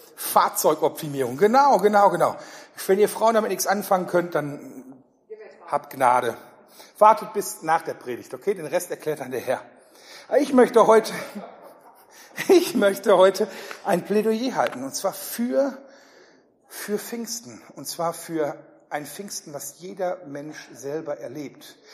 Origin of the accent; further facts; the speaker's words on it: Ruhr area, North Rhine-Westphalia, Germany; ich komme eher so aus Richtung Ruhrgebiet